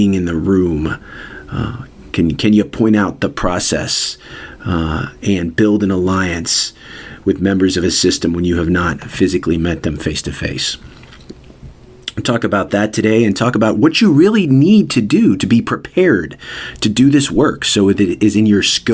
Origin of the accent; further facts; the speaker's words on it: Louisville, Kentucky, United States; in my hometown of Louisville, Kentucky